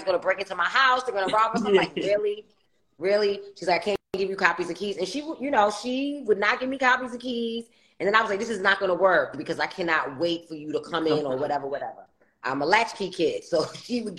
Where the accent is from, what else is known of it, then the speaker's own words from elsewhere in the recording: New York City, New York, United States; Queens, New York. Yes, ma'am. And then at, I want to say young adult, not young adult, like teenage age, I left from St. Albans, you know, Farmers Boulevard, and went to Southside.